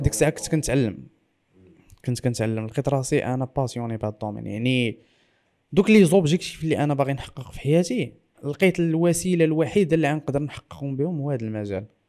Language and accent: Arabic; Morocco; انا مغربي